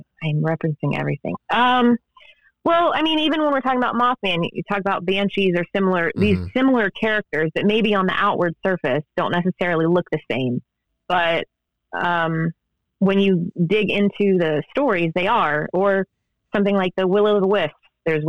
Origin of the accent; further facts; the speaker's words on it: Ohio, United States; you know, even where I grew up in Ohio, there are people that say warsh and poosh, mm-hmm. and that's how I was raised.